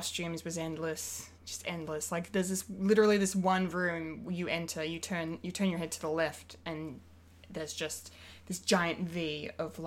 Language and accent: English; Bendigo, Victoria, Australia; moved away; my hometown